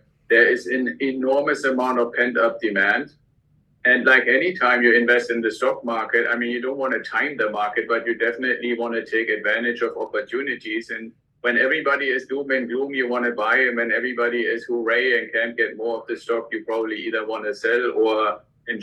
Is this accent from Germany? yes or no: yes; Germany; accent: German; English is a second language; moved away as an adult; also born or lived in Santa Barbara area, United States; now in United States; the accent that you probably still hear when I'm talking is from Germany originally. I came to the US with the military.